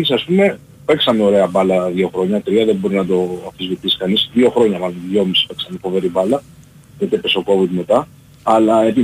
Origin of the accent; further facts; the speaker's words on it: Kalamata, Peloponnese, Greece; now in Athens, Greece; και μένω Αθήνα πούμε τα τελευταία χρόνια δεν έχω δει δηλαδή είμαι από Καλαμάτα ας πούμε